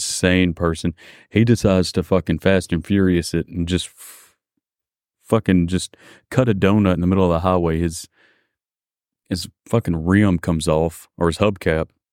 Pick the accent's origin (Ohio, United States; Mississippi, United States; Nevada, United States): Mississippi, United States; I'm from Mississippi